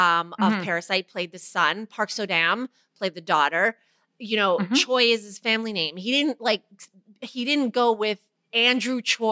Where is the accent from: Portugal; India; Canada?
Canada; I was born in Canada. So my parents, her parents in that time decided we would have Chinese names and then we would have an English name.